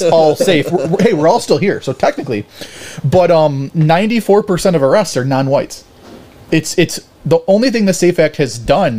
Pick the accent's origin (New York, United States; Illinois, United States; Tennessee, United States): New York, United States; Buffalo; also born or lived in Hamburg, New York; I'm from Buffalo